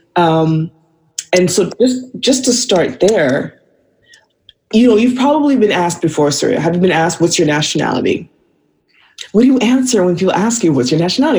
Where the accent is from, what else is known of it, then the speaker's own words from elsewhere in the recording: Vancouver, British Columbia, Canada; moved away as an adult; also born or lived in California / Brooklyn, New York; now in Atlanta, United States; I was born in California, but I was raised in Vancouver.